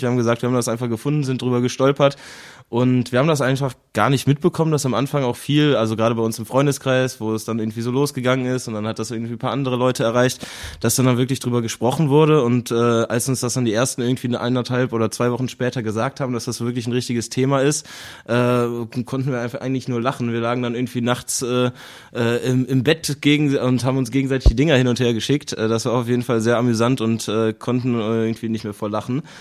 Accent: Cologne, North Rhine-Westphalia, Germany; also born or lived in Berlin; Ich bin natürlich auch in Köln geboren, äh, bin geboren im Agnesviertel und dann aufgewachsen am Zoo

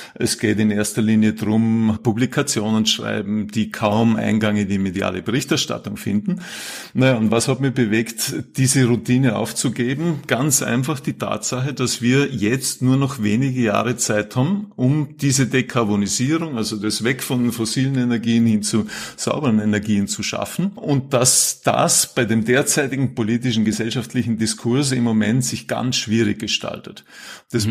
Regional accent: Vorarlberg, Austria; also born or lived in Salzburg; now in Vienna, Austria; Ich bin ursprünglich Vorarlberger, habe dann lange in Salzburg gelebt, Studium Zivildienst dort gemacht und bin seit mittlerweile gut 20 Jahren in Wien

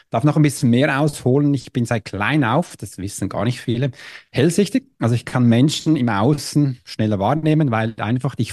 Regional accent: Switzerland; äh, ich bin Schweizer, ja, ich hatte mich, mein Deutsch war ein bisschen schlimmer, aber so bin ich da reingekommen

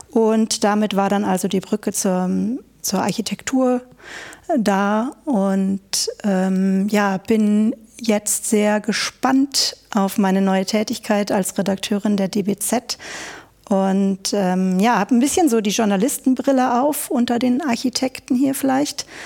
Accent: Bielefeld, North Rhine-Westphalia, Germany; Ich komme also aus Bielefeld, ähm, wenn auch nicht gebürtig.

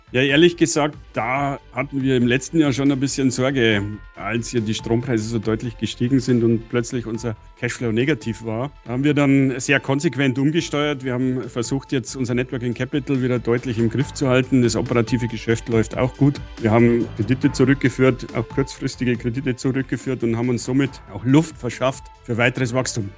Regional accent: Bavaria, Germany; accent: Bavarian dialect; ich als Bayer, Sie hören das auch in meinem Dialekt

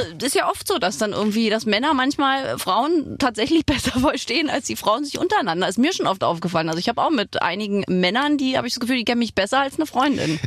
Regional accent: Berlin, Germany; also born or lived in Brandenburg; ich bin also in Berlin zwar geboren, aber ich war ganz viel immer in Brandenburg bei meinen Großeltern

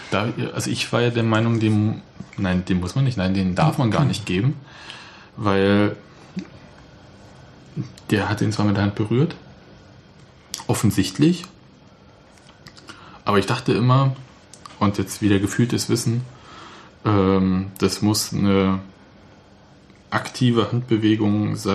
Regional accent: Leipzig, Saxony, Germany; born there; Sage ich als gebürtiger Leipziger.

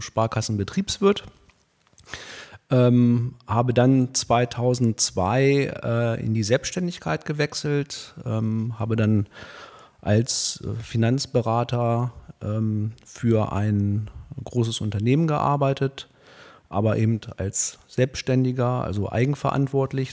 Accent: Hildesheim, Lower Saxony, Germany; ich bin hier in Hildesheim geboren, äh, 1977

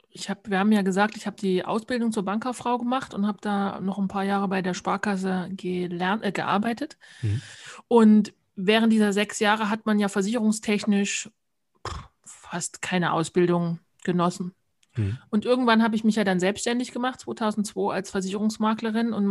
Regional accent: Thuringia, Germany; Also ja, im Thüringer Wald bin ich aufgewachsen, wohlbehütet im Kreise meiner Eltern und auch meiner Großeltern.

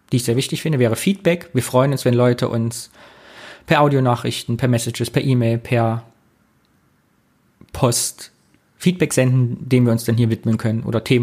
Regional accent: Thuringia, Germany; now in Cologne, Germany; geboren 82, 1982, bin Thüringer aus dem Kyffhäuser Kreis und wohne jetzt aber auch schon Ewigkeiten in Köln.

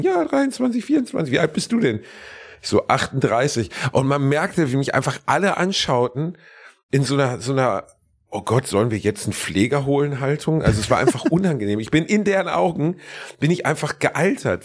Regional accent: Gelsenkirchen, North Rhine-Westphalia, Germany; moved away; im weitesten Sinne ist ja auch meine Heimat

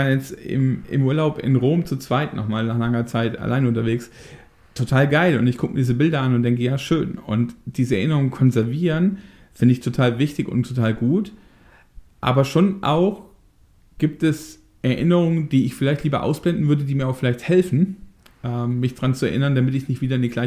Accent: Daaden, Rhineland-Palatinate, Germany; Wir kommen ja aus der ähnlichen Ecke, ne? Du kommst ja aus Wissen, ich komme ja aus Daden.

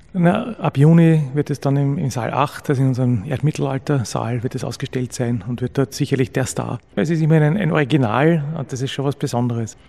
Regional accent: Austria; in der Gegend, wo ich aufgewachsen bin, so wie fast überall in Österreich

